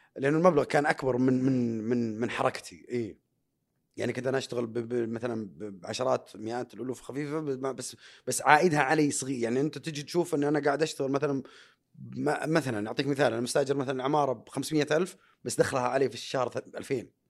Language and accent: Arabic; Saudi Arabia; انا اول سعودي في تاريخ المملكه العربيه السعوديه